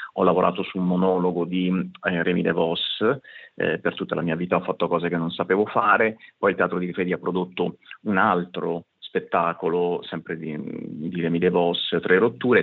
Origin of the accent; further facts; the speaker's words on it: Apulia, Italy; sia io che … siamo pugliesi